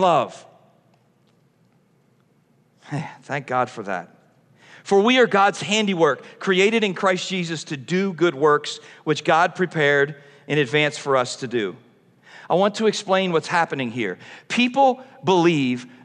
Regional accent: Philadelphia, Pennsylvania, United States; I'm from Philadelphia

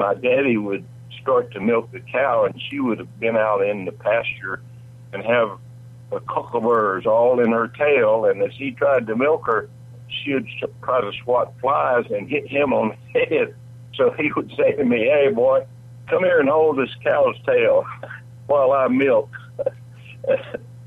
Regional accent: Lamar County, Alabama, United States; also born or lived in Nashville, Tennessee; now in Tennessee, United States; I grew up in a rural county, Lamar County, Alabama.

